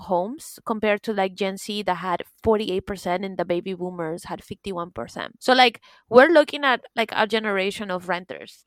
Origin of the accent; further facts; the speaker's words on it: Florida, United States; moved away as an adult; now in Paris, France; I grew up in Florida